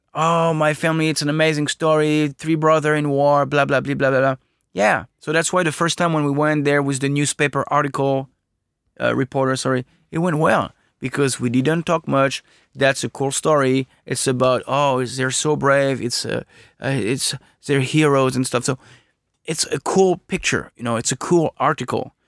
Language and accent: English; France; I'm from France